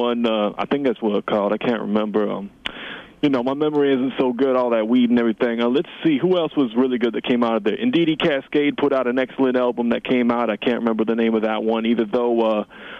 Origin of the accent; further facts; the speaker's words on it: Vancouver, British Columbia, Canada; I'm a rapper from Vancouver, British Columbia, Canada